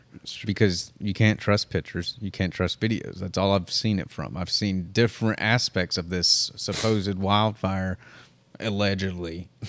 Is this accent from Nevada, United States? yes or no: no; Hawaii, United States; I'm from Maui. They're not telling y'all the truth.